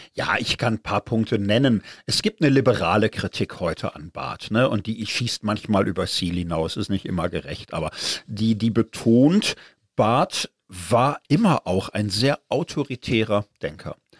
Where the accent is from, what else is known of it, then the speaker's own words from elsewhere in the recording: Zurich, Switzerland; als Zürcher